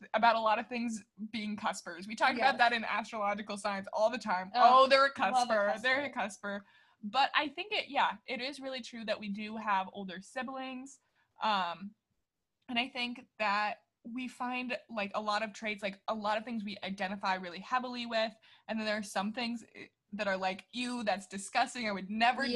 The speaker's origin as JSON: {"language": "English", "region": "Midwest", "country": "United States", "tie": "born or raised there", "said": "growing up in the Midwest"}